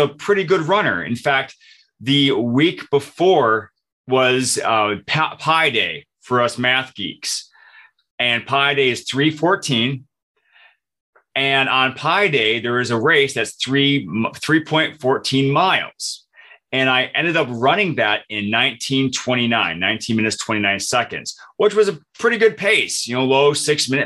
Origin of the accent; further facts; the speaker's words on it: Michigan, United States; moved away as an adult; now in Minnesota, United States; I moved from Michigan, where I grew up, to Minnesota, where I live now